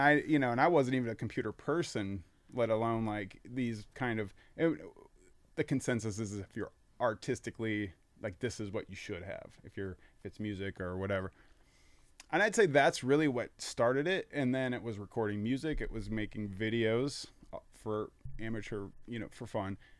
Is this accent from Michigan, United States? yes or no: no; Fort Wayne, Indiana, United States; also born or lived in Virginia; moved here around nineteen ninety-three. And, uh, you know, my, my parents kinda w, w, transferred here, and then I went to Homestead High School